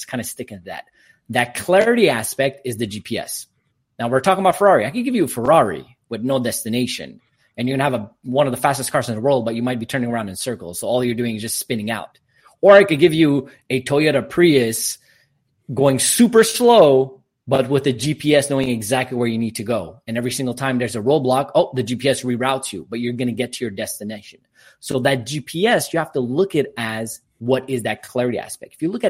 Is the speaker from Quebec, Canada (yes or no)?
yes; Quebec, Canada; born there; English is a second language; So I'm born in Canada, but I'm Armenian descent. Both my parents are Armenian, so that's where my little accent comes from. Obviously speak French because Quebec, English and Armenian, and working on Spanish.